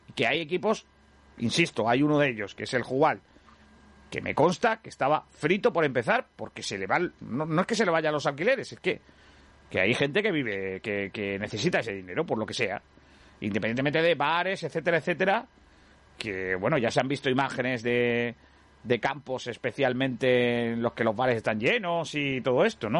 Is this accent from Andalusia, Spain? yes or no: yes; Rincón de la Victoria, Andalusia, Spain; en mi pueblo, el Rincón